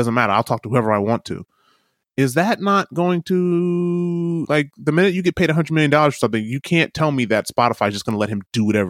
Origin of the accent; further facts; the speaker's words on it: New York City, New York, United States; You're like, man, I don't touch sheep. I'm from New York City.